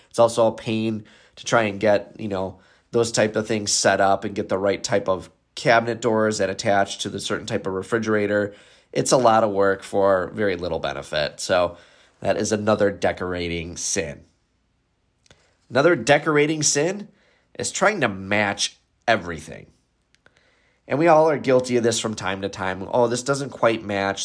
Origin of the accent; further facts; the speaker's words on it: Wisconsin, United States; I am from Wisconsin